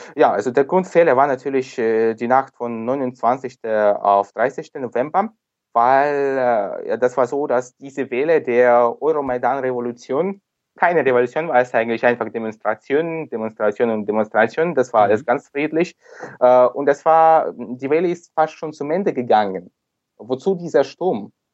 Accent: Sevastopol, Crimea, Ukraine; German is a second language; ich komme selbst aus Sevastopol, ich mhm. komme aus der Krim, bin hier geboren schon in der Ukraine.

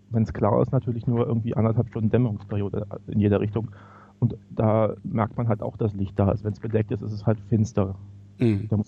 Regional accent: Berlin, Germany; now in Reykjavik, Iceland; ich komme aus, aus Wilmersdorf, Charlottenburg, da wohnen mehr Menschen als in ganz Island auf einem viel, viel kleineren Teil an Fläche natürlich.

